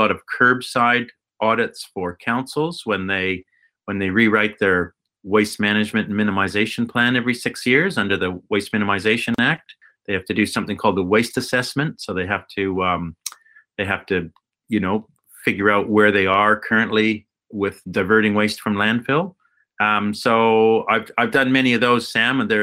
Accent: Alberta, Canada; moved away as an adult; now in Tauranga, New Zealand; So I grew up in Alberta in Canada

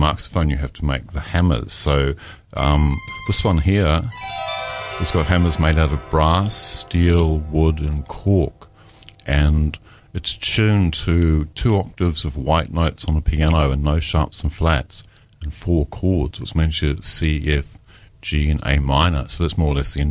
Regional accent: Taranaki, New Zealand; moved away; also born or lived in Dunedin; I'm actually from Taranaki. I'm a North Island boy.

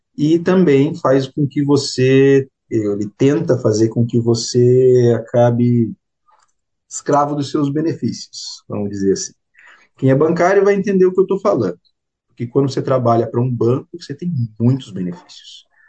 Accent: Curitiba, Paraná, Brazil; moved away as an adult; now in New Zealand; Eu sou de Curitiba e eu fiz economia na FAI, que é o Centro Universitário Franciscano do Paraná

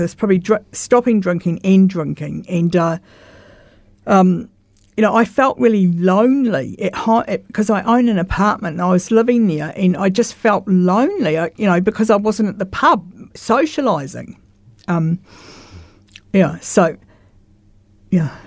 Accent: Christchurch, Canterbury, New Zealand; I grew up in St Albans, Roosevelt Ave

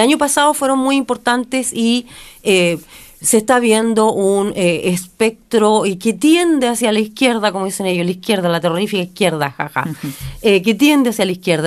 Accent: Chile; soy chilena, sino que también soy latinoamericana

